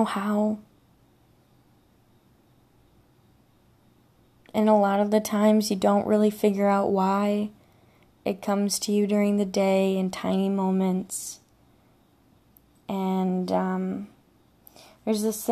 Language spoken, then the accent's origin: English; Michigan, United States; I'm from Michigan